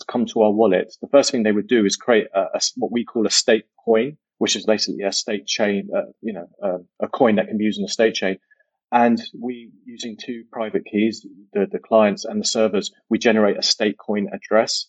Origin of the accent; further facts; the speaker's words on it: United Kingdom; also born or lived in Silicon Valley, United States; I'm British, but I spent some time in the US, worked in Silicon Valley, then moved back to the UK